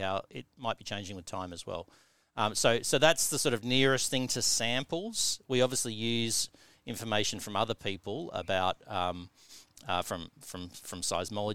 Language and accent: English; Tasmania, Australia; moved away as an adult; also born or lived in Newcastle, England; growing up in Tasmania